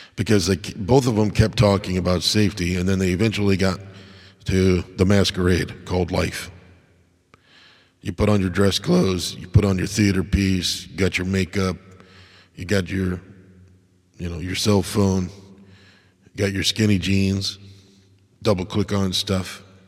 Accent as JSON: {"language": "English", "town": "Crystal Lake", "region": "Illinois", "country": "United States", "tie": "born or raised there", "said": "I grew up in Crystal Lake"}